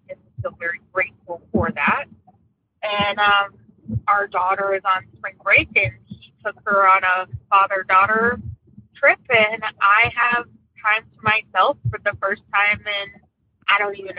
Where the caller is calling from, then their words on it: Bay Shore, New York, United States; also born or lived in Brooklyn; from Bayshore, New York. I'm Long Island. Never thought I would say it, but I'm loving the suburbs since I moved out from Brooklyn.